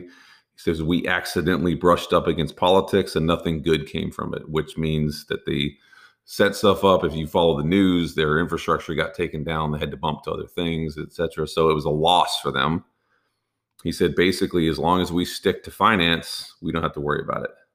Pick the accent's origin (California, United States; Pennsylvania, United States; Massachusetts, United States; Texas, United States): Texas, United States; I'm from Texas